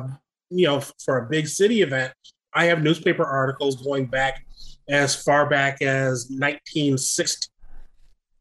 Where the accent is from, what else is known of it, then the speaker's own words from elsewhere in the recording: Rock Island, Illinois, United States; moved away; the public library back in my father's hometown, where I grew up in the Quad Cities, Rock Island, Illinois